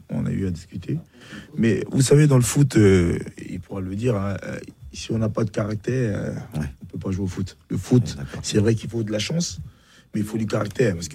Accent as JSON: {"language": "French", "town": "Bingerville", "region": "Abidjan", "country": "Côte d’Ivoire", "tie": "born there", "moved": "yes", "said": "Non, je suis né à Benjerville."}